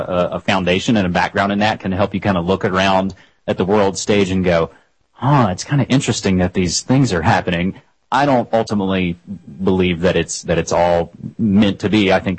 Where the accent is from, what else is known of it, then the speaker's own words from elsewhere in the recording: southern West Virginia, United States; moved away as an adult; now in Portland, United States; I'm a West Virginia boy. I was born and raised in West Virginia, southern West Virginia, 28 years. And then I have spent the last nearly 7 years here in Portland, Oregon.